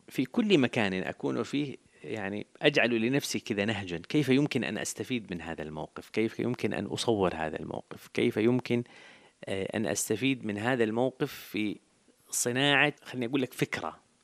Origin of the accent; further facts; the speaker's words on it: Jeddah, Makkah Province, Saudi Arabia; ولدت في الحجاز ونشأت في الحجاز تحديدا في حي في مدينة جدة اسمه حي الشرفية